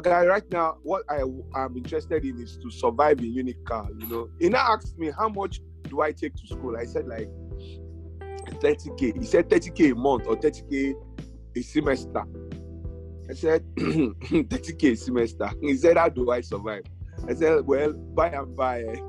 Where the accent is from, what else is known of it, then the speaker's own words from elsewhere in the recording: Lagos, Nigeria; moved away as an adult; also born or lived in Akwa Ibom / Calabar, Cross River; I grew up in Lagos